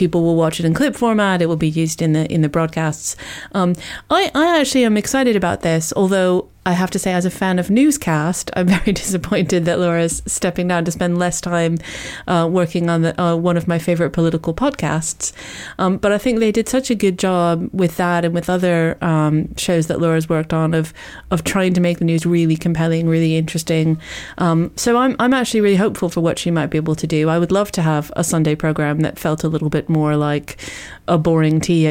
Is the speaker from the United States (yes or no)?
yes; United States; now in United Kingdom; originally I'm American